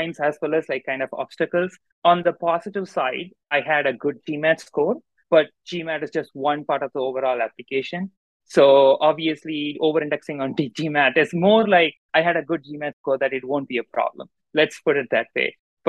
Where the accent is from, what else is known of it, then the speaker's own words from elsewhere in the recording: Madurai, Tamil Nadu, India; moved away as an adult; now in Chicago, United States; I grew up in Madurai, Tamil Nadu. I did my entire schooling over there.